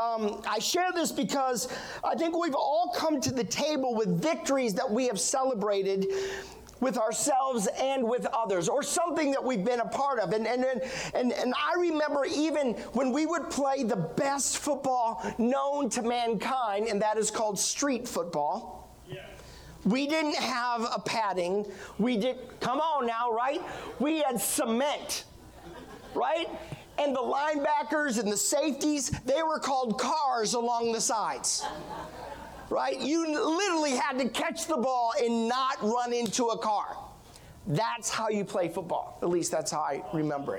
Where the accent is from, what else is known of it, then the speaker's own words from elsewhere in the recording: Iowa, United States; I was born and raised in Iowa